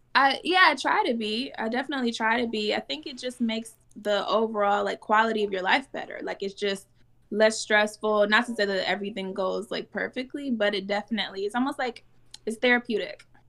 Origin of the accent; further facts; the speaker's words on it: Detroit, Michigan, United States; I'm from Detroit. My mom's from Jamaica.